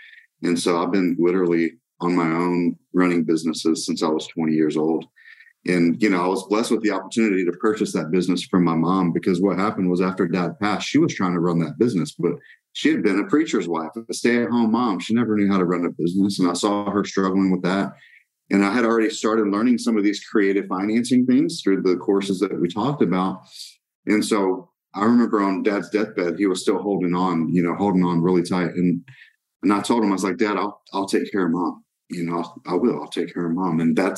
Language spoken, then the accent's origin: English; Brazil; I wouldn't change my mission field growing up in Brazil as a missionary's kid.